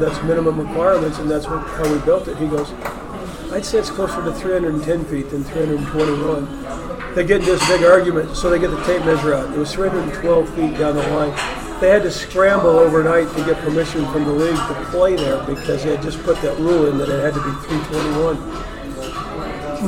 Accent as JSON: {"language": "English", "region": "Wyoming", "country": "United States", "tie": "born or raised there", "said": "I grew up in Wyoming, and so I watched minor league baseball here"}